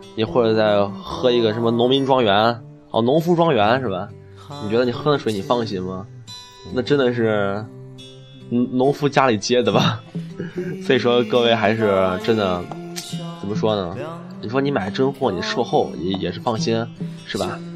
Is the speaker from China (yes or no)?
yes; Northeast China, China; 我们东北人儿，我们北方人睡的炕